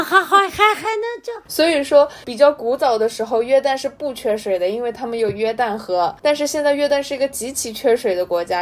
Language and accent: Chinese; China; 跟我们中国的气候其实是差不多持平的